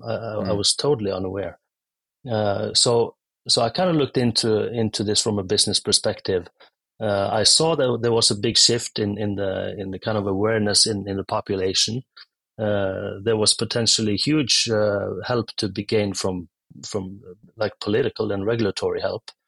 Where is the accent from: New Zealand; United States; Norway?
Norway; I'm from Norway. Uh, grew up in a small town, come from a long line of fishermen